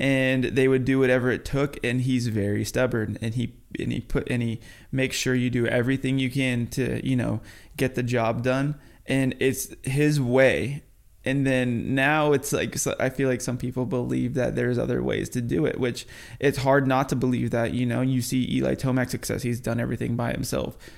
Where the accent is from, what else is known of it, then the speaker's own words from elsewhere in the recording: New Mexico, United States; moved away; also born or lived in Florida; I'm from the West Coast. I grew up in New Mexico